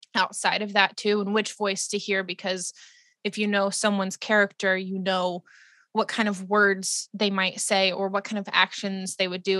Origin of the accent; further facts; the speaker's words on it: West Virginia, United States; I grew up in West Virginia